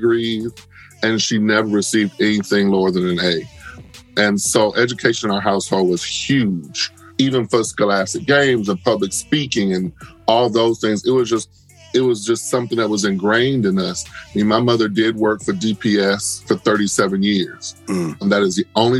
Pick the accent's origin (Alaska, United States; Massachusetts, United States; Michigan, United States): Michigan, United States; Detroit; moved away; also born or lived in Atlanta; The Detroit I grew up in is very different than the Detroit we see now